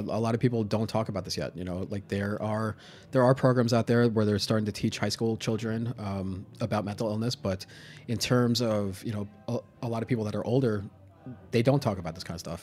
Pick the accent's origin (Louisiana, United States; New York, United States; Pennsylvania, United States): New York, United States; New York City; I grew up in Staten Island